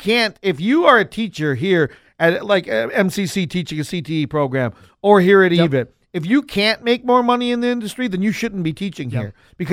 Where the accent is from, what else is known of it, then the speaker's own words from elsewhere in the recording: North Dakota, United States; I'm from North Dakota, believe me.